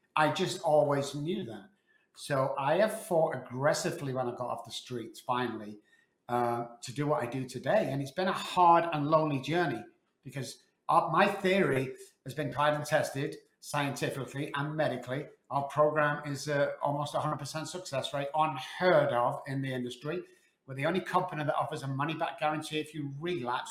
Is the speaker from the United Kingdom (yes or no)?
yes; Manchester, North West England, United Kingdom; moved away as an adult; now in Texas, United States; I was on the streets for 14 months back in Manchester, UK